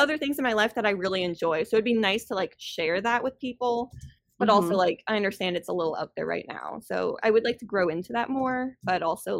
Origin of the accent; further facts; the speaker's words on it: Orlando, Florida, United States; I grew up in Orlando.